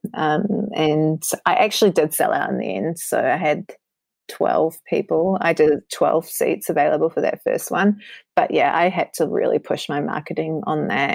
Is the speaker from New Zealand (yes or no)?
yes; New Zealand; I'm hailing from New Zealand, and it's an amazing place to live